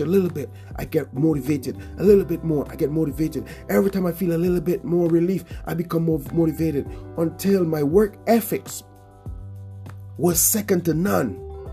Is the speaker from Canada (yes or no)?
no; Portsmouth, Dominica; in Portsmouth, where I grew up in the Caribbean.